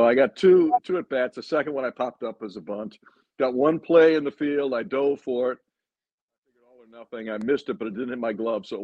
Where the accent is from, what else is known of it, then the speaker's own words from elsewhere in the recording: outside Chicago, Illinois, United States; moved away; also born or lived in Philadelphia; I grew up outside Chicago